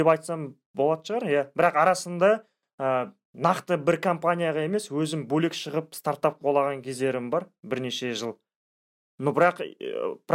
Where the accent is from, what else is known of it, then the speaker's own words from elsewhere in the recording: Zhalagash District, Kyzylorda Region, Kazakhstan; also born or lived in Astana; ну мен өзім ә … тағы да айта салайын ә, сол қызылорда облысы жалағаш ауданынанмын